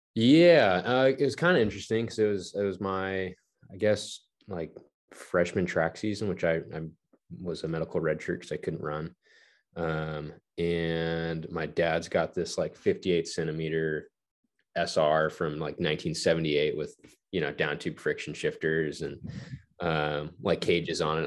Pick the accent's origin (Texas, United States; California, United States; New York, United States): California, United States; Palmdale; I grew up in Palmdale, California, which is like an hour northeast of Los Angeles